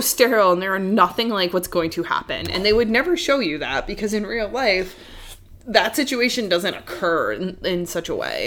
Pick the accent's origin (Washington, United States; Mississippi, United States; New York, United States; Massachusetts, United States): New York, United States; New York City; I'm from Queens